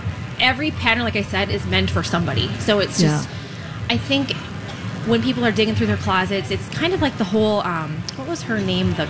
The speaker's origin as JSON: {"language": "English", "town": "Hudson", "region": "Wisconsin", "country": "United States", "tie": "born or raised there", "said": "And then Hudson's right next door. That's my hometown. And that is just a beautiful river town for shopping and restaurants."}